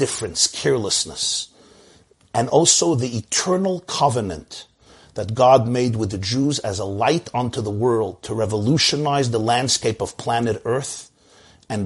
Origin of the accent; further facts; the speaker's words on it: New York City, New York, United States; I grew up in Brooklyn, New York